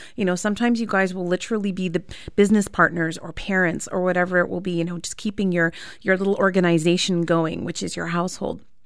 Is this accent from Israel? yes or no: no; Canada; I was born and raised in Canada